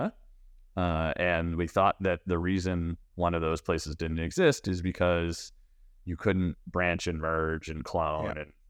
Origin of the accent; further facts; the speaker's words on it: Canada; So I'm Canadian. I grew up kind of around Canada. I went to the University of Waterloo.